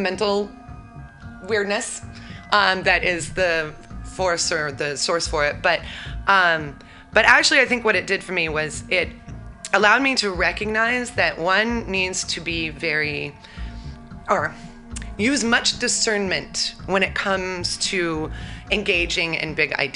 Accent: Eugene, Oregon, United States; also born or lived in Michigan; I grew up in Eugene, Oregon

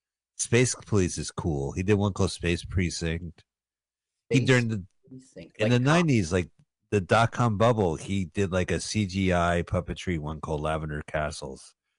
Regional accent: United Kingdom; I'm a Brit speaking American.

